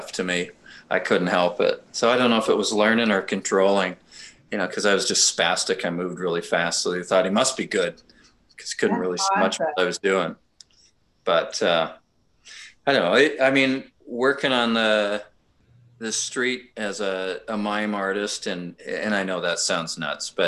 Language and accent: English; Vancouver, British Columbia, Canada; I'm this Canadian from Vancouver, British Columbia